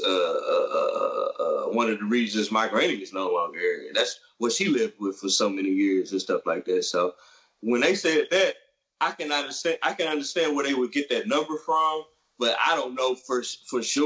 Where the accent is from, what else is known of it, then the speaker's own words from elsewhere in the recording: University City, Missouri, United States; growing up in University City, where we find out we are both from